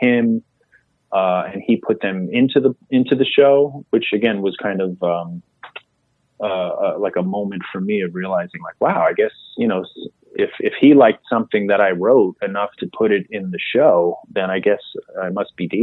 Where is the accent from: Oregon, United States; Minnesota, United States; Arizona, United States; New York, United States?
New York, United States; New York City; growing up in Queens, I was halfway between the Manhattan comedy clubs and the clubs out on Long Island